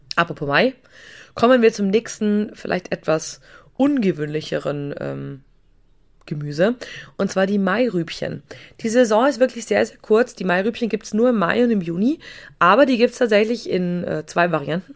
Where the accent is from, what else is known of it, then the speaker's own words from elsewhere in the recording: Bavaria, Germany; wie man bei uns in Bayern sagt